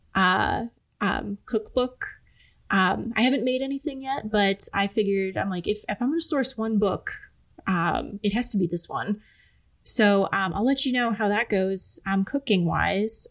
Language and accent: English; Cleveland, Ohio, United States; I'm from the Cleveland area